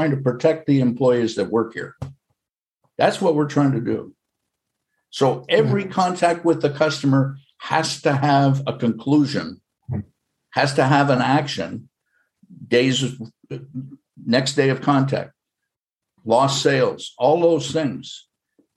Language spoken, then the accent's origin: English; Canada; now in United States; I'm a Canadian citizen by birth. I'm American by choice.